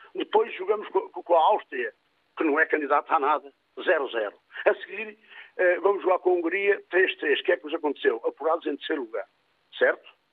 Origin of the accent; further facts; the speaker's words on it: Montalegre, Norte, Portugal; sou da terra de Barroso, Conselho de Montalegre, onde há muito gado.